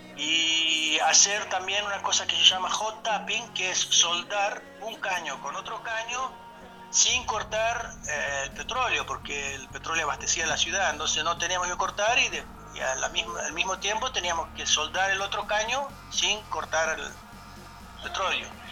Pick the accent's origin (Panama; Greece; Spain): Greece; moved away as an adult; now in Argentina; yo soy griego